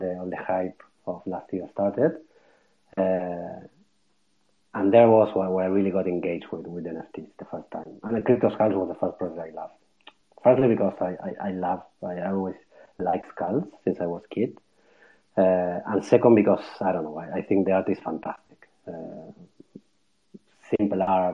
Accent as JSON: {"language": "English", "country": "Argentina", "tie": "born or raised there", "moved": "as an adult", "lives_now": "Barcelona, Spain", "said": "I'm Argentinian. Yeah, I was born in Argentina and lived there almost my whole life."}